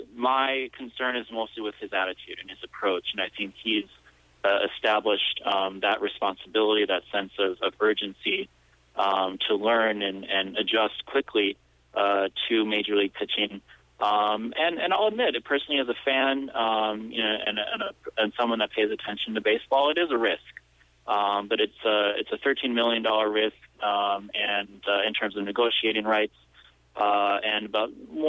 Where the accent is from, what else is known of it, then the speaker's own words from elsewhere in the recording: Minnesota, United States; I've always had a lot of pride in being a Midwesterner. I think, you know, being from the Minnesota area